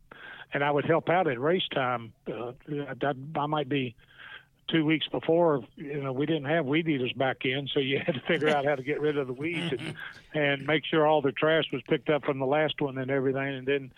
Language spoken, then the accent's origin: English; Bristol, Tennessee, United States; growing up in Bristol